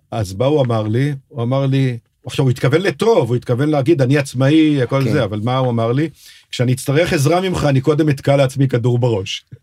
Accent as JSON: {"language": "Hebrew", "town": "Kiryat Tivon", "region": "Northern District", "country": "Israel", "tie": "born or raised there", "said": "גם אני לא גדלתי בתל אביב, גדלתי, מה שחברים שלי קראו יהודי הררי. אני גדלתי בקריית טבעון"}